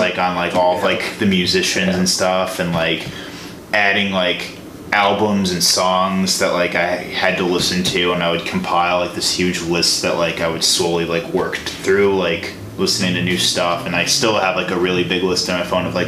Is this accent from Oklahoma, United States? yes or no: no; Tinley Park, Illinois, United States; I'm from Illinois